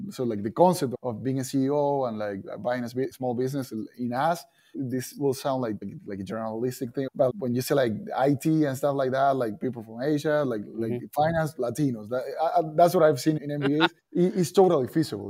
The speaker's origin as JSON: {"language": "English", "country": "Argentina", "second_language": "English", "moved": "as an adult", "lives_now": "United States", "said": "I come from Argentina. We play soccer. We speak another language."}